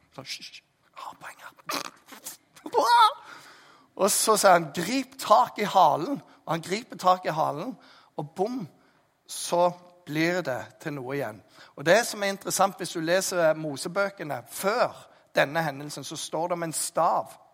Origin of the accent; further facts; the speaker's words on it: Jæren, Rogaland, Norway; jeg er jærbu